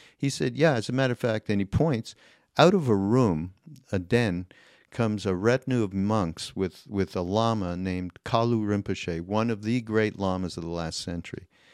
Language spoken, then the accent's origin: English; Canada; I'm Canadian